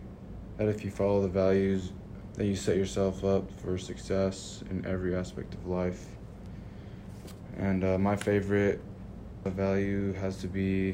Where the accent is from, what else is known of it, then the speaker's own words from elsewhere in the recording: Noatak, Alaska, United States; also born or lived in Kotzebue, Alaska; I am from Noatak, Alaska, and Kotzebue, Alaska.